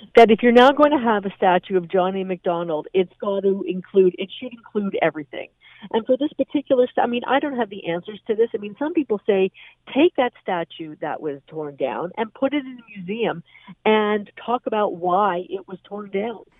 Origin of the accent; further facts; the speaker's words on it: Canada; I, as a Canadian